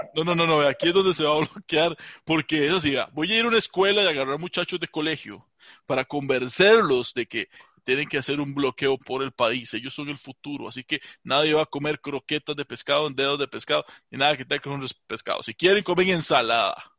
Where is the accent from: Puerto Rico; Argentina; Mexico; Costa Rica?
Costa Rica; Alajuela; yo soy de ahí de la Juela Centro